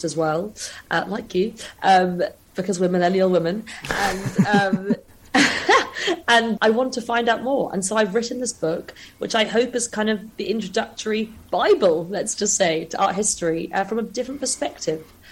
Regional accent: London, United Kingdom; I grew up in London

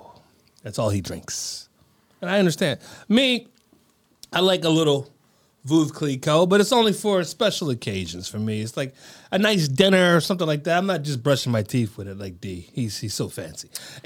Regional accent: Scranton, Pennsylvania, United States; That's right. I'm from Scranton.

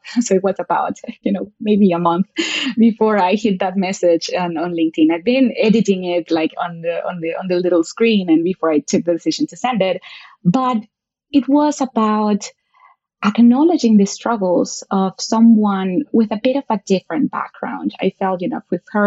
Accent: Venezuela; moved away as an adult; now in Brazil; I was, yes, born and raised in Venezuela. I grew up there.

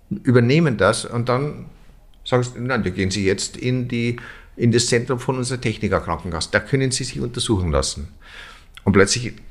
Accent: Germany; Das ist ja so, wenn man so will, als Deutscher auch so, man ist ja so Bedenkenträger.

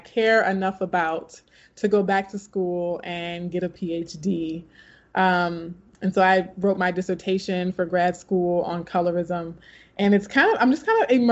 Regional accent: Baton Rouge, Louisiana, United States; also born or lived in California; started teaching high school back in my hometown in Baton Rouge, Louisiana

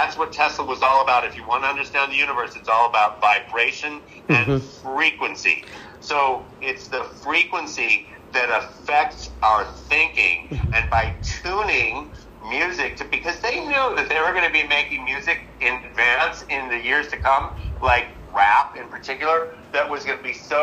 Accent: Southern California, United States; growing up in Southern California

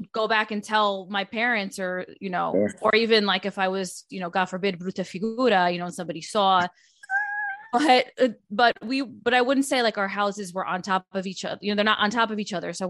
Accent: Suffern, New York, United States; I grew up in Rockland County in New York, and it's a little bit upstate in the Hudson Valley, mm-hmm. in a town called Suffren. I know I was surrounded by Italians

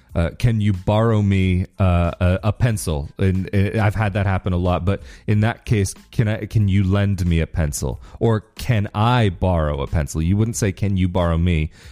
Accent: United States; first language English; now in Rovigo, Italy; as an American

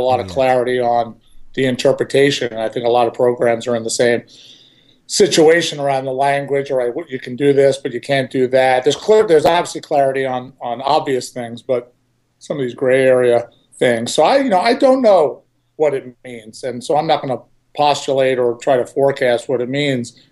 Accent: Levittown, United States; when I was growing up in Levittown.

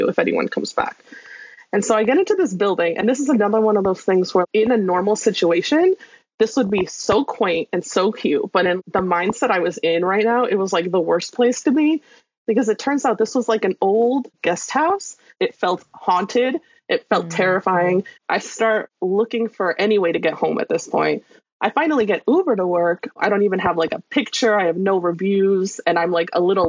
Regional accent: Appalachian Trail area, United States; I'm from the Appalachian Trail area

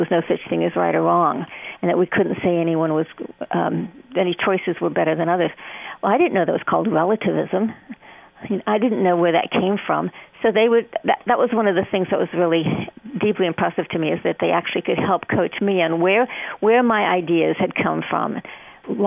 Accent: New Mexico, United States; I was in New Mexico, and it was a very, very secular state

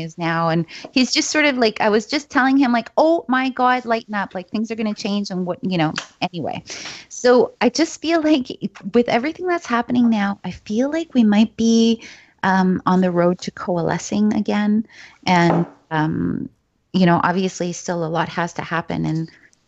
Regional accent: Vancouver, British Columbia, Canada; I'm from Vancouver

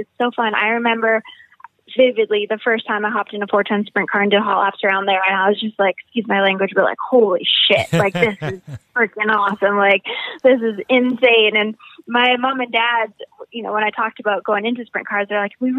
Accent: Winnipeg, Manitoba, Canada; moved away as an adult; now in United States; my hometown of Winnipeg

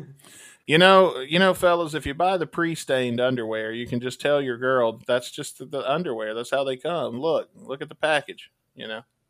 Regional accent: Mississippi, United States; Mississippi, my homeland, is Piggly Wiggly. Mississippi, my home state

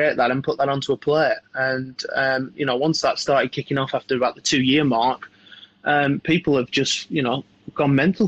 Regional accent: Blackburn, North West England, United Kingdom; Well, I grew up in North Manchester, so Blackburn, a little town just north of Manchester, about 30 minutes north.

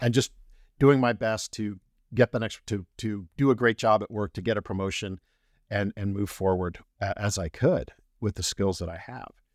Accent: Colorado, United States; I'm not native to Colorado, but spent the really good formative years there

